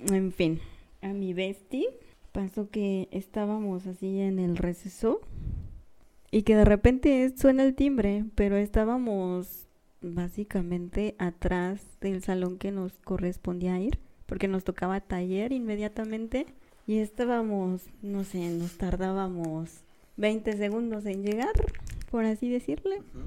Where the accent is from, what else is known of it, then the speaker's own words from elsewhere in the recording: Querétaro, Mexico; somos de Querétaro